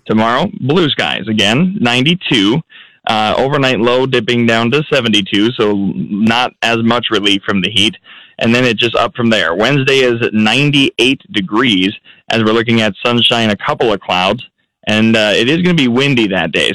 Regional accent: Minnesota, United States; moved away; I'm a Midwesterner up in Minnesota.

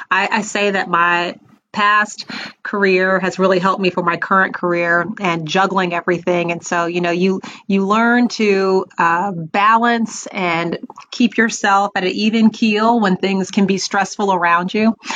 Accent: Raleigh, North Carolina, United States; but I went to high school in Raleigh, North Carolina. So I always say I'm from North Carolina, um, and we we lived there for quite a while.

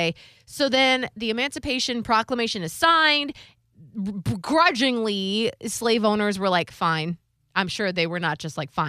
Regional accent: Ohio, United States; I'm from Ohio

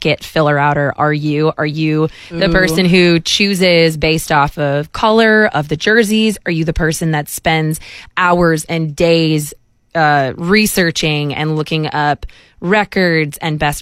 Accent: Chicago, Illinois, United States; moved away; I'm from Chicago originally

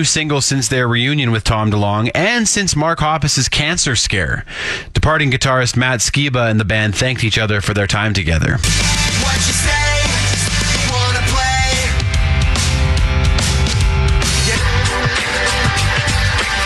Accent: Saskatoon, Saskatchewan, Canada; where I grew up in Saskatoon

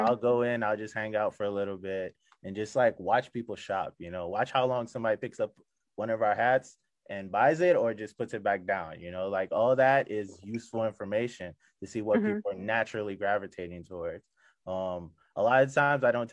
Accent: Nigeria; also born or lived in Prince George's County, Maryland; now in Maryland, United States; I'm from Nigeria, but I spent half my life in PG County. So this is home just as much as Nigeria for me.

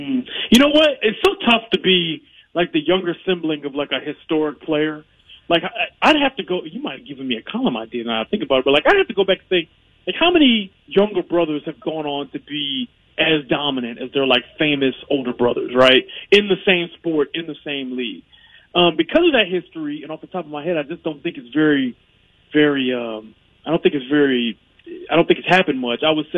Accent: Detroit, Michigan, United States; I grew up in Detroit, man.

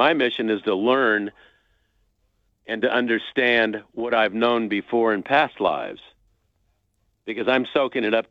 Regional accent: Los Angeles, California, United States; I grew up in Southern California in the San Fernando Valley

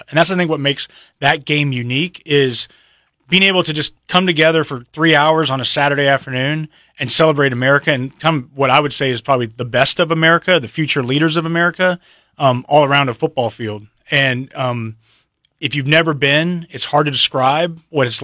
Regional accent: San Antonio, Texas, United States; born or raised there

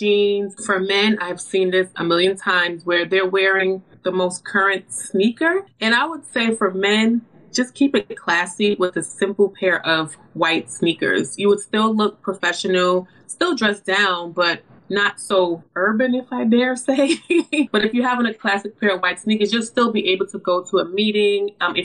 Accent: New York City, New York, United States; I'm from New York City

